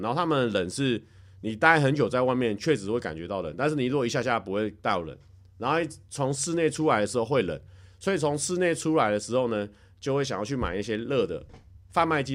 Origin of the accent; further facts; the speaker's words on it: Taiwan; now in Japan; 我们台湾人认知的外国人